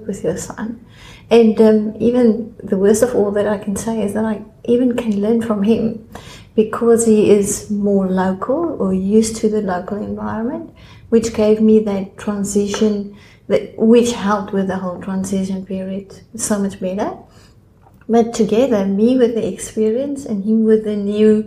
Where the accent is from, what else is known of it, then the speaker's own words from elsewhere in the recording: South Africa; moved away as an adult; now in Australia; I'm from South Africa. I've been born in South Africa